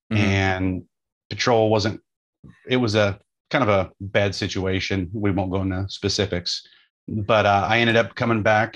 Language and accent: English; Southern Oregon, United States; also born or lived in Portland metropolitan area, Oregon; I was born and raised in Southern Oregon in a smaller town